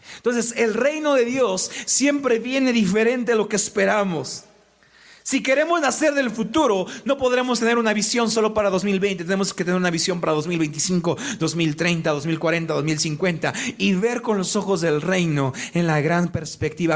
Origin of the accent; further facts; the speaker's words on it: Mexico; como personas mexicanas. Y me refiero no solo a Tlaxcala, porque nuestra familia extendida nos ve en muchos lados de México